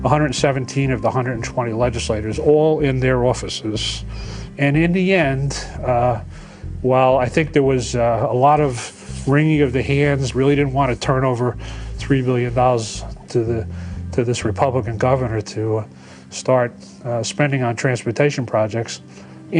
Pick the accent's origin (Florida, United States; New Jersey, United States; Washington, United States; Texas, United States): New Jersey, United States; Bloomfield; also born or lived in Massachusetts; I grew up in Bloomfield